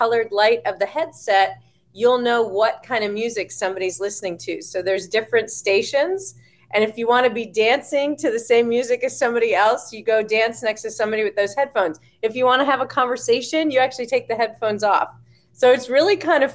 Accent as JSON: {"language": "English", "region": "New York", "country": "United States", "accent": "New York", "moved": "yes", "said": "a New Yorker originally"}